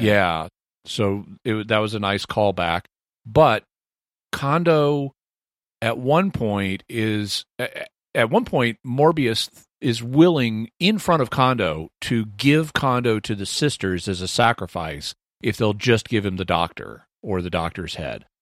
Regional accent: United States; also born or lived in Texas / Arkansas; I'm from Texas and Arkansas

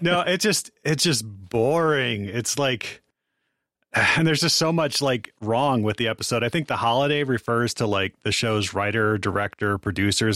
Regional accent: Ann Arbor, Michigan, United States; I grew up in Ann Arbor

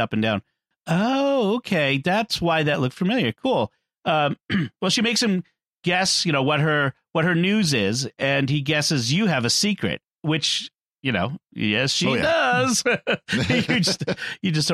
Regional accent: Boston, Massachusetts, United States; It's Boston. It's my hometown.

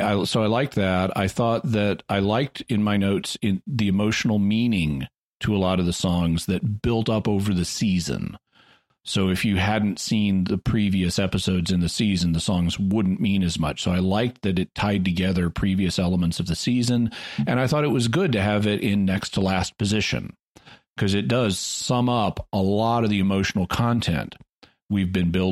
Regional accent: Arkansas, United States; moved away as an adult; I just moved back to my hometown in Arkansas

